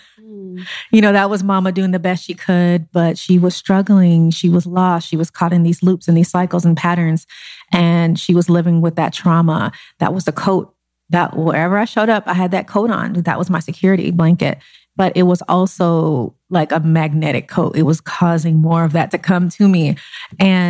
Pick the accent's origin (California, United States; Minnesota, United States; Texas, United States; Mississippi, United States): California, United States; Los Angeles; I grew up in South Central Los Angeles